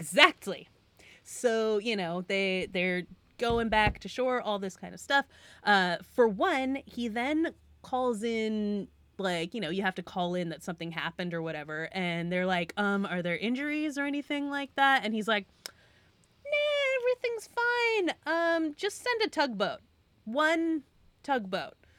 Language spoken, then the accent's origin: English; Western Massachusetts, United States; I'm from Western Massachusetts, so not the side of the state that's by the water